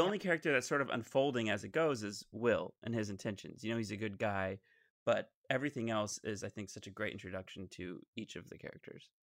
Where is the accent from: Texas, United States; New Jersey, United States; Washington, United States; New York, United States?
Texas, United States; Sports, just like where I grew up in Texas, is number one